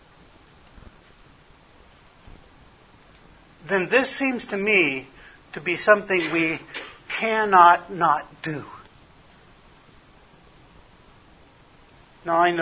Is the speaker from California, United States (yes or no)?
yes; Los Angeles, California, United States; now in Arizona, United States; I was born in Hollywood, California